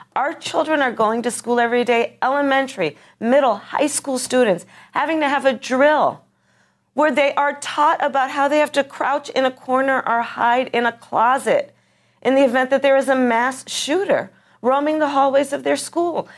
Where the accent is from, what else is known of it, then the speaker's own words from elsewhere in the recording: California, United States; my home state of, of, of California, Gilroy